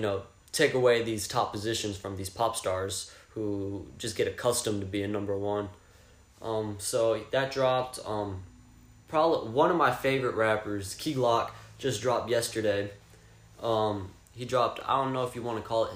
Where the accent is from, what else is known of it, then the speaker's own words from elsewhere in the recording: Fort Worth, Texas, United States; I'm from Fort Worth, I mean, close to Dallas, Fort Worth, DFW area